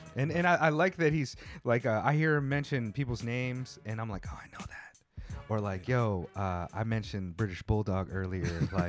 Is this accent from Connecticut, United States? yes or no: no; California, United States; I grew up in California